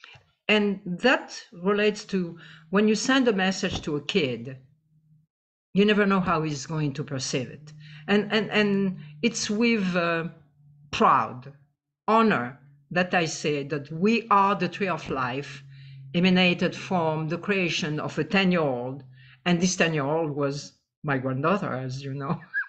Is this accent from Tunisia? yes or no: yes; Tunisia; I am from Tunisia